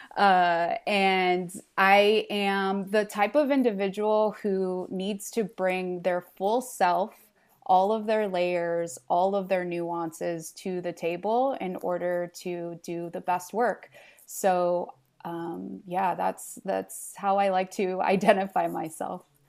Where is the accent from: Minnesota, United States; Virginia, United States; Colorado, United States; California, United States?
California, United States; Los Angeles; English is a second language; moved away as an adult; also born or lived in Santa Barbara; in Los Angeles, I w, grew up with this abundance of diversity and cultures